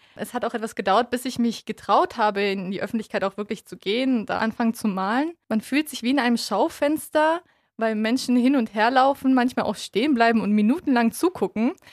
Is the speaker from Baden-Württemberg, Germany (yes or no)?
yes; Tuttlingen, Baden-Württemberg, Germany; also born or lived in Kyrgyzstan; geboren bin ich in Kirgistan und bin im Alter von zwei Jahren nach Deutschland gekommen mit meinen Eltern und meinem Bruder. Bin auch den größten Teil meiner Jugend aufgewachsen in Tuttlingen